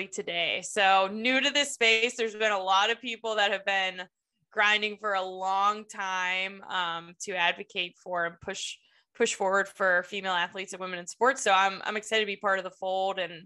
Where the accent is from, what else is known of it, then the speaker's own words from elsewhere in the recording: Pittsburgh, Pennsylvania, United States; I'm from Pittsburgh, Pennsylvania